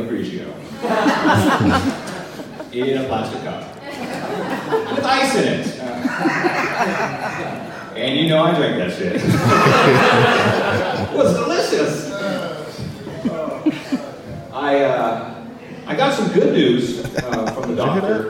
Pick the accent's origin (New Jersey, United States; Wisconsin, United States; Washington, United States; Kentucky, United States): Washington, United States; Tacoma; Glad to be here in my hometown with my people